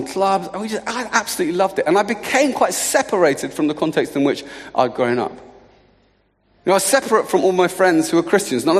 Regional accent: Luton, East of England, United Kingdom; I'm from Luton.

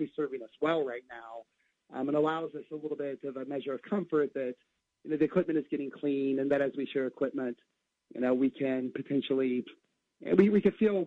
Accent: Antwerp, Ohio, United States; I grew up in Antwerp, Ohio

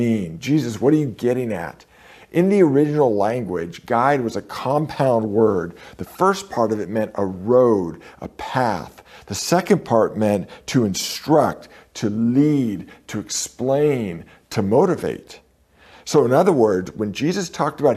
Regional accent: San Francisco, California, United States; I'm a San Francisco native. I was born in San Francisco.

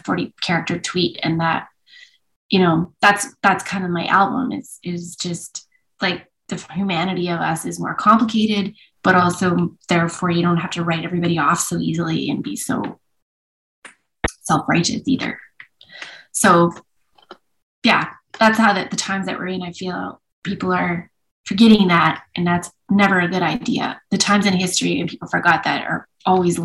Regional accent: Vancouver, British Columbia, Canada; now in Edmonton, Canada; I was born in Vancouver

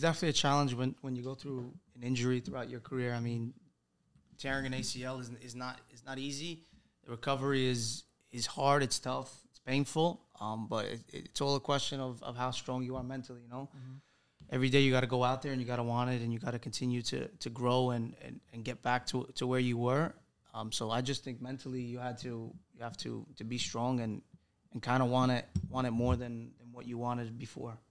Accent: New York City, New York, United States; moved away as an adult; now in Salerno, Italy; born and raised in Brooklyn my whole life. Spent 21 years there before making the jump to go play in Italy

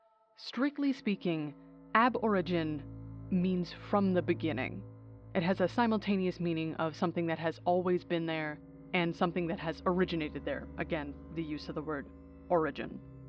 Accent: Ontario, Canada; As a Canadian who grew up and lives in Ontario

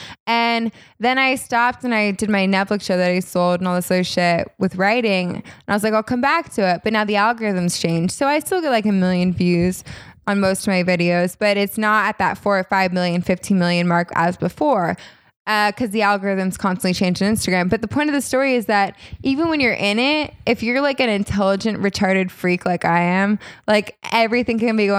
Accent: California, United States; accent: Valley girl; Like my Valley girl accent, which isn't as bad now because I lived in New York for a little bit

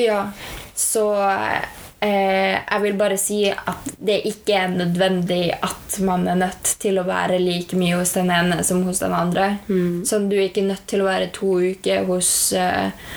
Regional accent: Norway; vi har vokst opp i Norge, som er det beste landet å vokse opp

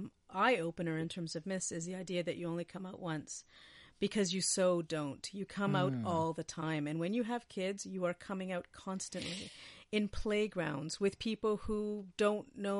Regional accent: Winnipeg, Manitoba, Canada; I'm from Winnipeg.

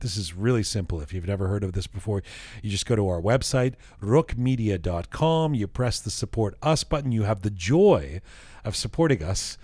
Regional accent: London, United Kingdom; now in Canada; I grew up in London and came here

